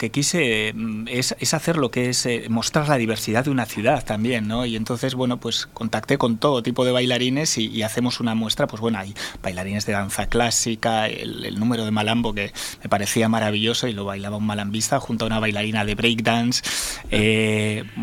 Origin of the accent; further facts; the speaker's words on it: Basque Country, Spain; ya que yo soy vasco y vengo de ahí